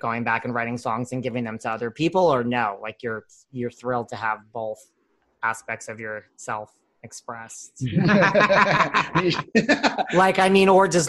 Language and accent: English; New York, United States; I am from New York too